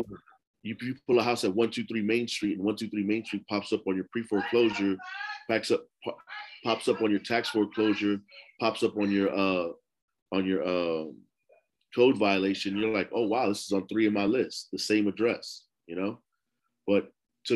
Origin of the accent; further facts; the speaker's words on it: New York City, New York, United States; I grew up in Lower East Side, New York, man, in Smith Projects